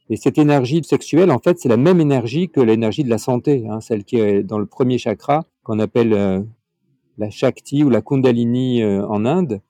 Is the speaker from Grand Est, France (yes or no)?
no; Nice, Provence-Alpes-Côte d'Azur, France; Je suis euh, dans la région de Nice. Je suis né à Nice et je suis d'origine italienne